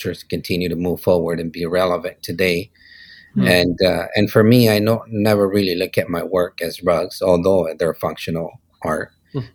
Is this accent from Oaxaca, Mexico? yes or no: yes; Teotitlan del Valle, Oaxaca, Mexico; English is a second language; now in Ventura, United States; Born and raised in Oaxaca, Mexico, in Teotitlan del Valle. But my studio is in Ventura, in California.